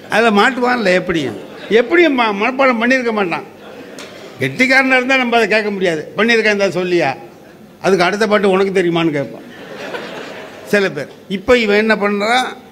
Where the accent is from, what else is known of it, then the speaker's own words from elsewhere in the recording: near Mayavaram, Tamil Nadu, India; நான் கொஞ்சம் தூரம் அந்த இடத்துல பிறந்தேன்